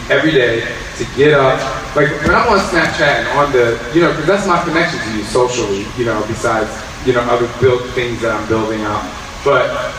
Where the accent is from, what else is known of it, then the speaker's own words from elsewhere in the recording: New Jersey, United States; I'm from Jersey